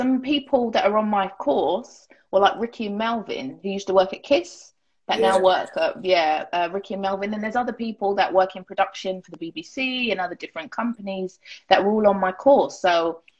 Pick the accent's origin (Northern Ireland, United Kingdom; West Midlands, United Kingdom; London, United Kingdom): London, United Kingdom; Harrow; I grew up in Harrow.